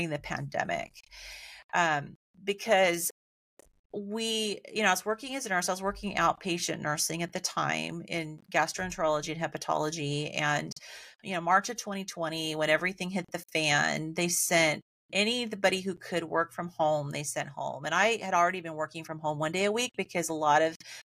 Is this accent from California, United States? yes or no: yes; Central Valley of California, United States; growing up in Central Valley of California, where it was always like triple digits in the summer